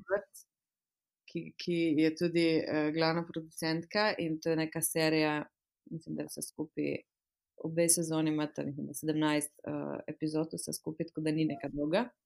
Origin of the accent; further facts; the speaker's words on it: Slovenia; moved away as an adult; now in United Kingdom; sem slovenka